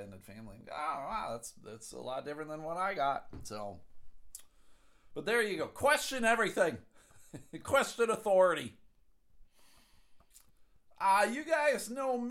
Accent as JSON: {"language": "English", "town": "Buffalo", "region": "New York", "country": "United States", "tie": "born or raised there", "said": "I grew up in Buffalo."}